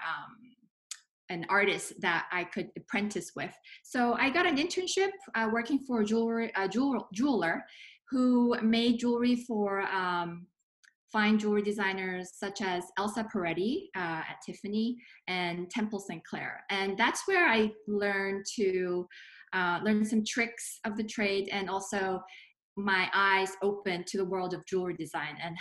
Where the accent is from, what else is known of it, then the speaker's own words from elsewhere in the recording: Singapore; moved away; I was an art major in high school, growing up in Singapore